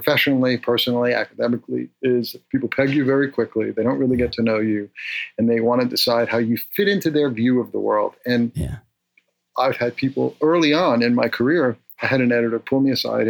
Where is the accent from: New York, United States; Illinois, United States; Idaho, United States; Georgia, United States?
New York, United States; New York City; moved away; I grew up in the North Bronx